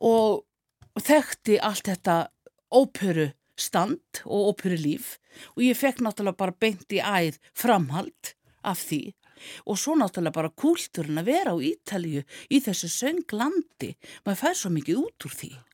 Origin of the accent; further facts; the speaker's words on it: Rangárvallasýsla, Southern Region, Iceland; í tónlistaskóla Rángaenga uh, í Kolsfelli, þaðan sem ég er